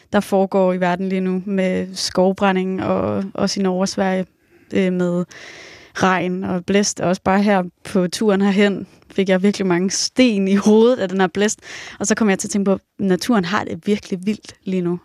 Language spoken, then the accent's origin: Danish; Romalt, Central Denmark Region, Denmark; min øh, forældres hus i Romalt, hvor jeg er opvokset